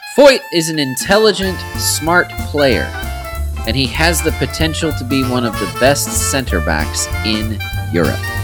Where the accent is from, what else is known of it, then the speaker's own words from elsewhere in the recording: United States; we're obviously American